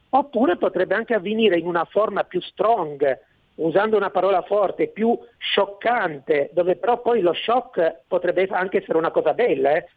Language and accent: Italian; Italy